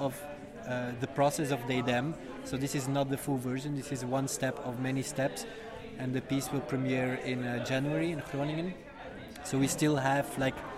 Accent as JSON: {"language": "English", "country": "Belgium", "also_born_or_lived": "The Hague, Netherlands", "moved": "yes", "lives_now": "Rotterdam, Netherlands", "said": "I come from Belgium"}